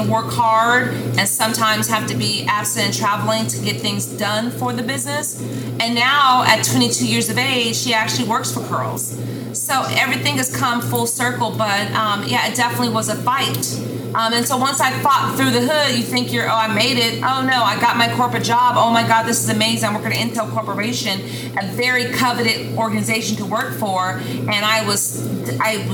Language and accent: English; Sacramento, California, United States; moved away as an adult; now in Dallas, United States; I was born and raised in California, Northern California, and in this neighborhood called Meadowview